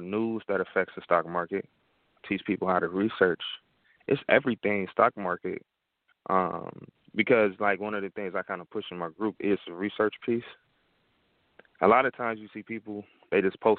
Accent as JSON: {"language": "English", "town": "Detroit", "region": "Michigan", "country": "United States", "said": "with me being from Detroit, and I'm from Detroit"}